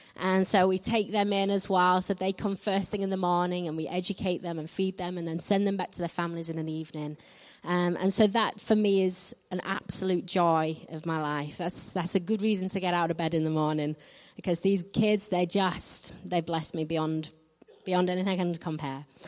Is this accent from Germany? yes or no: no; north of England, United Kingdom; I'm from England. I'm from the north of England, so I don't quite speak like the Queen.